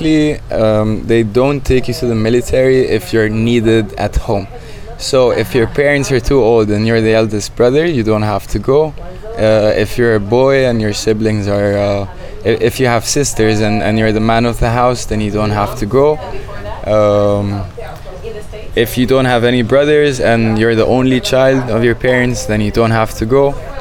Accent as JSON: {"language": "English", "country": "Egypt", "also_born_or_lived": "Saudi Arabia / Bahrain / Malaysia / Indonesia", "lives_now": "Cairo, Egypt", "said": "I would say that Egypt is my home country, not my home. And that's because I lived with my family, and I lived with myself and my friends in a few countries. Some of them like Saudi, Bahrain, and Malaysia, Indonesia"}